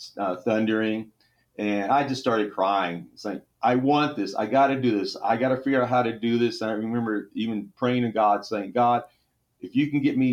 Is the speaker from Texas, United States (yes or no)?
yes; Central Texas, United States; also born or lived in Temple, Texas; I grew up actually in Central Texas. I was born in Temple, Texas